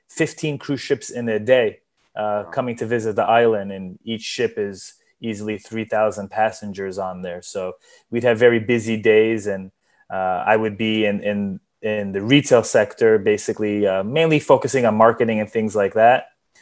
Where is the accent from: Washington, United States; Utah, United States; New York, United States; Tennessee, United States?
New York, United States; moved away as an adult; now in Cozumel, Mexico; I'm originally from New York, born and raised over there. I flew over when I was 19 years old after finishing university